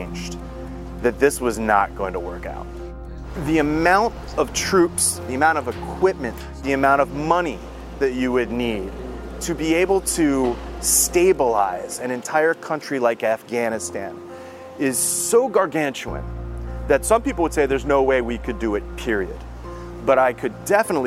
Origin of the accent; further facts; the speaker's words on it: Camp Hill, Pennsylvania, United States; I'm originally from Camp Hill, Pennsylvania